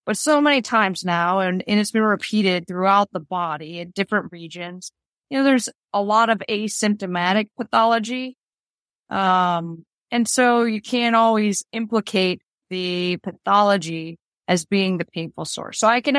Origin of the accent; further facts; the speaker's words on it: Boston, Massachusetts, United States; moved away as an adult; now in Chicago, United States; Well, so, you know, I was from Boston. I moved from Boston to Chicago in 2014.